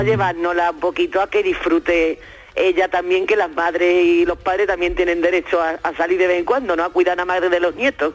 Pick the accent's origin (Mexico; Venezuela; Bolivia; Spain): Spain; Seville, Andalusia; moved away; ahí en mi tierra querida